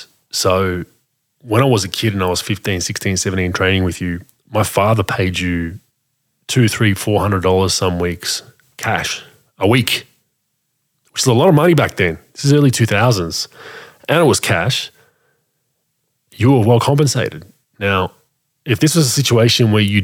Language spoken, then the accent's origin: English; Australia; we have as Australian people